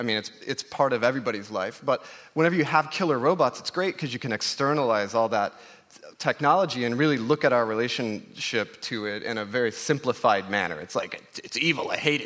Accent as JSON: {"language": "English", "region": "Oklahoma", "country": "United States", "tie": "born or raised there", "said": "I grew up in Oklahoma. I'm part Cherokee, and it's always been... I grew up in the Cherokee Nation"}